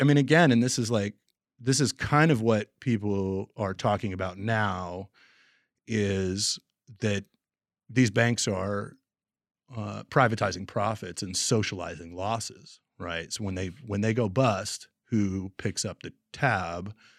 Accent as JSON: {"language": "English", "town": "Portland", "region": "Oregon", "country": "United States", "tie": "born or raised there", "also_born_or_lived": "Montana / Kansas City", "moved": "as an adult", "said": "I grew up in Portland and was born in Montana"}